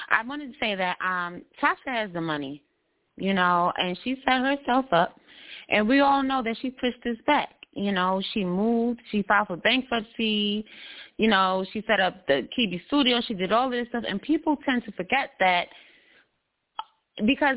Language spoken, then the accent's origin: English; New York, United States; I'm from New York